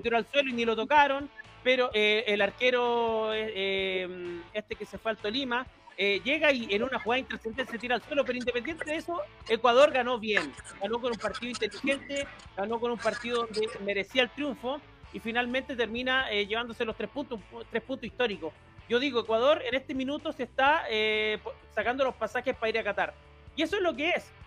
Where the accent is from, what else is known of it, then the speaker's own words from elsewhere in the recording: Chile; yo soy un chileno